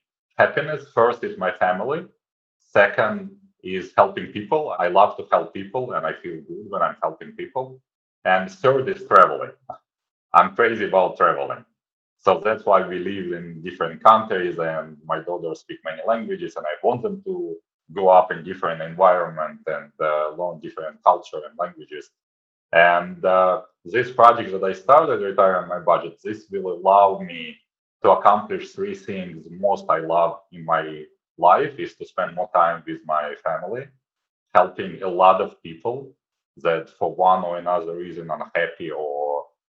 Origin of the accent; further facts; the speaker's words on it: Kyiv, Ukraine; moved away; also born or lived in Israel / Thailand / China / Hong Kong; I'm originally from Kyiv, Ukraine. I was born in Kyiv, Ukraine.